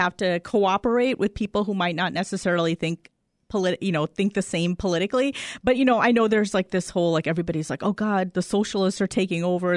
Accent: Chicago suburbs, Illinois, United States; when we first moved into the suburbs out of Chicago

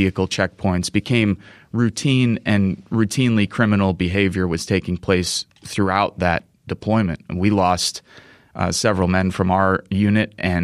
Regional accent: United States; East Chicago, Indiana, which isn't too far from my hometown

